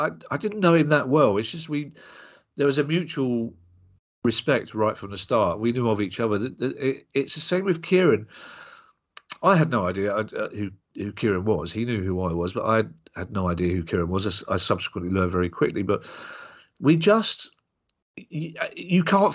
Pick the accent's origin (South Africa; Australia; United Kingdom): United Kingdom; London; we're both from South London